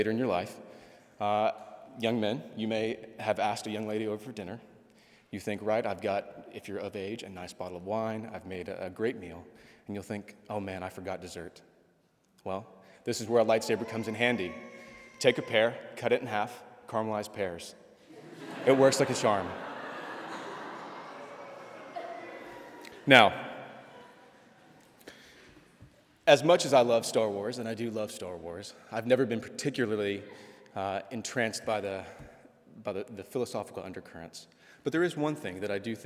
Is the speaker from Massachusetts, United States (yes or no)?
no; Texas, United States; I'm from Texas